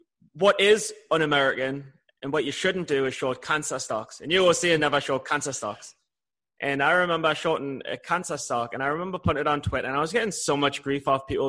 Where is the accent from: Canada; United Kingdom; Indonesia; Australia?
United Kingdom; England; I'm from England.